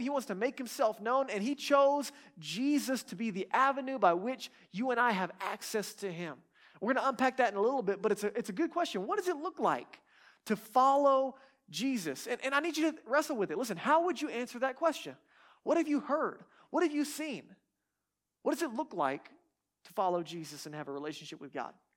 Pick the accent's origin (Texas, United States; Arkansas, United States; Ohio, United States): Texas, United States; I'm from Texas